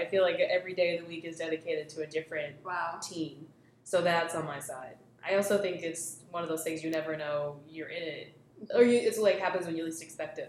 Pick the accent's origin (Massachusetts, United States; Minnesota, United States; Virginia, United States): Massachusetts, United States; Somerville; also born or lived in Arlington, Massachusetts; I grew up in Somerville. I grew up in Davis Square, way before it was cool. Like I was like some of the only kids in the neighborhood because it was, Tufts was still there. So it was still very much like college oriented and like blue collar.